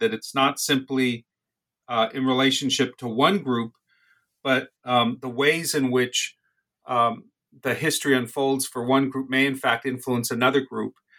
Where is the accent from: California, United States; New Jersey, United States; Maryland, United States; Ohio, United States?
California, United States; Los Angeles; also born or lived in Boyle Heights; I was born in Boyle Heights uh, in 1959. Um, I grew up in various places around Los Angeles